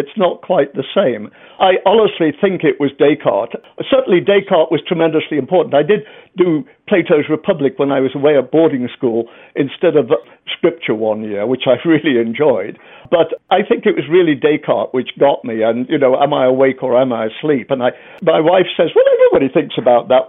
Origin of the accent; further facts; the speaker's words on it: England, United Kingdom; I'm English